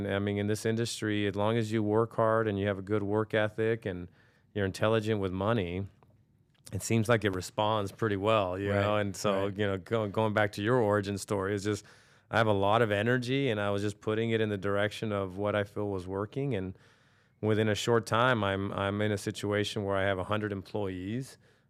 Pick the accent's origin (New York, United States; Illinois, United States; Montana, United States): New York, United States; born there; So listen, I'm 46 years old at the time of this recording. You know, I was born in New York, and I think I grew up in a privileged situation in the sense that, you know, I grew up in a family that was entrepreneurial.